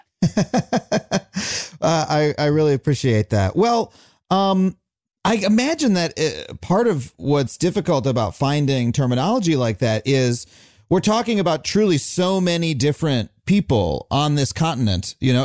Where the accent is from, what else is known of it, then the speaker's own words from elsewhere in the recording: Wading River, New York, United States; I grew up in town, in a town called Wading River on Long Island